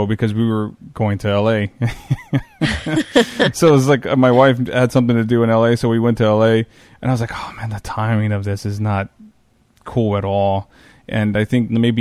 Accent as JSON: {"language": "English", "region": "Texas", "country": "United States", "said": "I'm from Texas"}